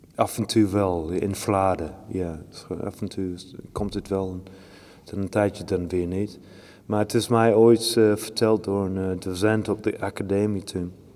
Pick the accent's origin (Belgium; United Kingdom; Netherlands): United Kingdom; Shropshire, West Midlands; Dutch is a second language; moved away; Ik kom uit Shropshire